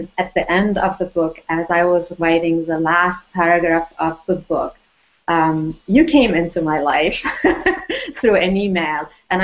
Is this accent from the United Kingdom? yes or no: no; Lebanon; moved away; also born or lived in France; I was born in Lebanon